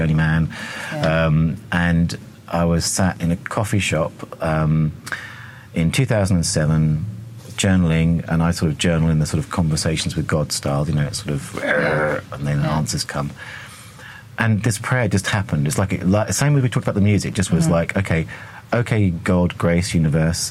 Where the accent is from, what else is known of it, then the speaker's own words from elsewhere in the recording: England, United Kingdom; accent: English; my English accent